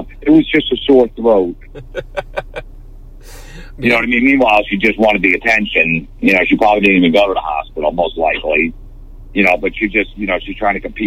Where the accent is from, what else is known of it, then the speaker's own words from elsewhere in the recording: New Jersey, United States; growing up in New Jersey